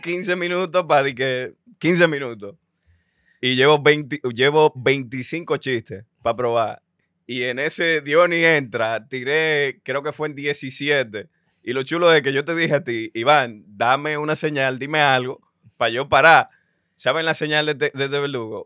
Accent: Dominican Republic; en mi país, República Dominicana

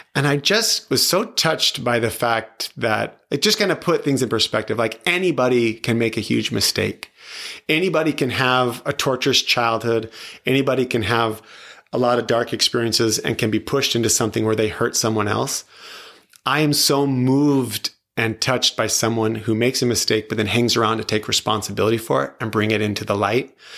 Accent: New Mexico, United States; moved away; also born or lived in Tri-Cities, Washington / Palm Springs, California; I grew up in, I grew up in New Mexico, but I was in Washington, Eastern Washington

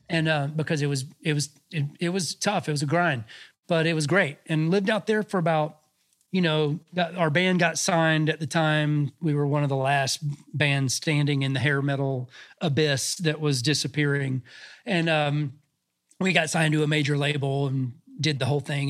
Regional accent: Georgia, United States; also born or lived in Los Angeles, United States; now in Nashville, United States; I'm from Georgia, and I go back down there a lot to see my, my family

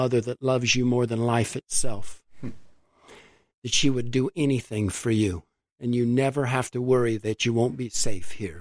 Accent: Globe, Arizona, United States; now in Phoenix, United States; I grew up in Globe, so I'm a small town kid.

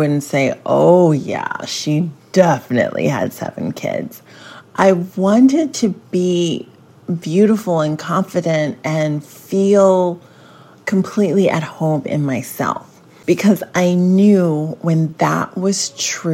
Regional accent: Bible Belt, the South, United States; I grew up in the Bible Belt

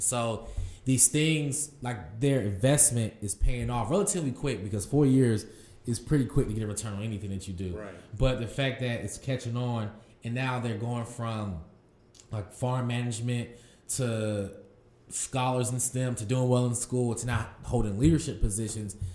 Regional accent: Durham, North Carolina, United States; I'm from Durham, North Carolina. Uh, as I grew up in the city

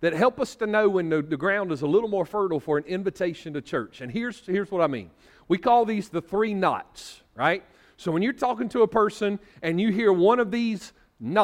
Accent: Northeast Georgia, United States; moved away; where I was from in Northeast Georgia

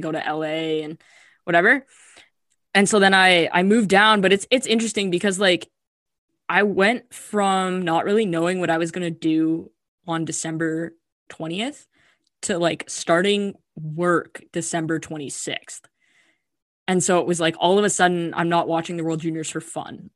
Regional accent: Canada; moved away as an adult; I'm Canadian

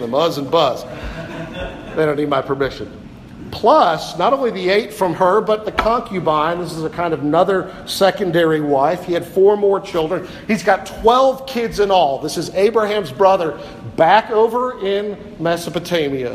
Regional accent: Cleveland, Ohio, United States; I was from Cleveland, Ohio

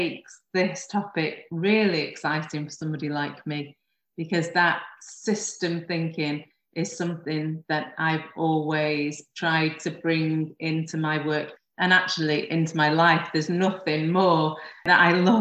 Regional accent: United Kingdom; my hometown of Lyme

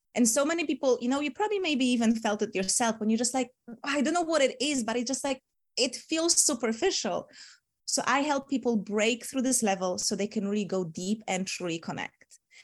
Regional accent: Poland; moved away; also born or lived in Bali, Indonesia / Asia; I'm from Poland

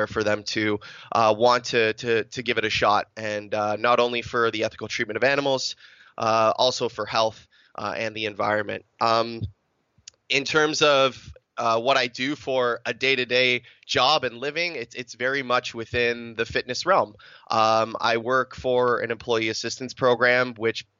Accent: Canada; I'm Canadian Italian. I was born in Canada. Both my parents immigrated here from Italy back in the 60s.

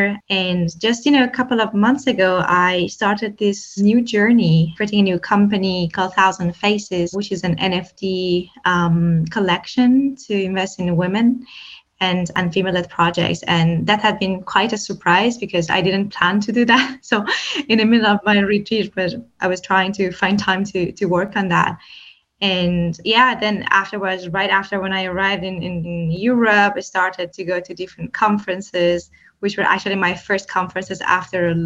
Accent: Iran; I come from Iran

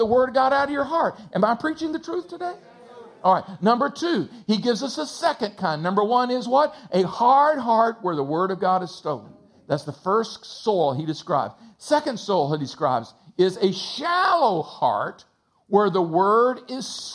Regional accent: Texas, United States; I grew up in a small town in between San Antonio and Austin, Texas

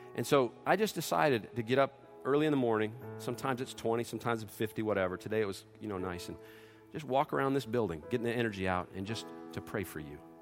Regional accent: outside of Detroit, Michigan, United States; moved away; when we were growing up in Detroit, outside of Detroit

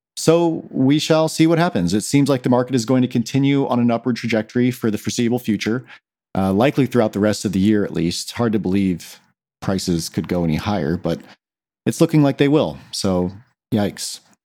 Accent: Claremont, California, United States; I was born and raised here in Claremont

